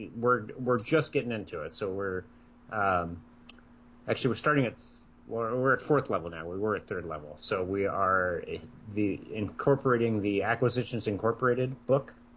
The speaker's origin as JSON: {"language": "English", "region": "Iowa", "country": "United States", "tie": "born or raised there", "said": "I grew up in Iowa."}